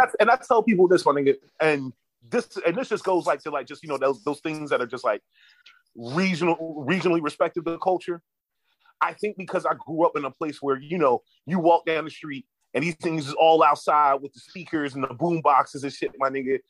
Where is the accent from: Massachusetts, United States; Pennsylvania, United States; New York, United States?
Pennsylvania, United States; Philadelphia; moved away; I'm from Philly, my nigga. So I've been growing up about around mad, mad Muslim niggas